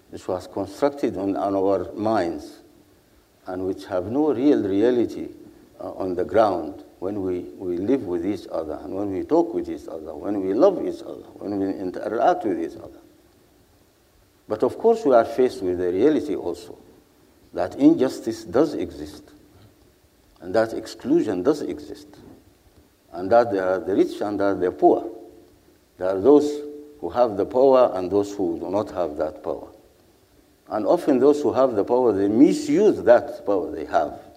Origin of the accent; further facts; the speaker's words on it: Sudan; English is a second language; Whether I come from Sudan or I come from South Sudan, when I'm with my brother here, when I'm with my brother from and sister from South Sudan, I have the same feeling that I had towards them when we were one country.